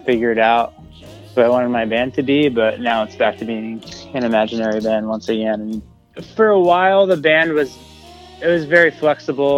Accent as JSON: {"language": "English", "region": "New Jersey", "country": "United States", "tie": "born or raised there", "also_born_or_lived": "Boston / Lancaster, Pennsylvania", "moved": "yes", "said": "I grew up in New Jersey, and I was an only child"}